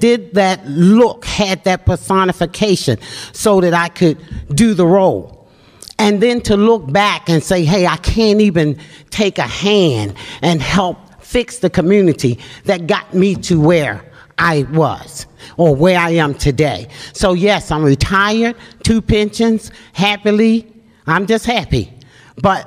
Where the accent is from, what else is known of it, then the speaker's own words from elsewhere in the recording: Baltimore, Maryland, United States; as a kid, I grew up in West Baltimore in the Mondawmin Mall area